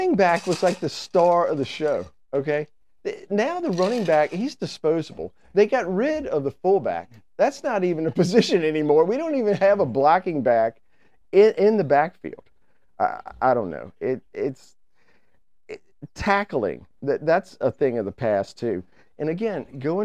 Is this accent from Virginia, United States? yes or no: yes; Richmond, Virginia, United States; we're four dudes from the East End of town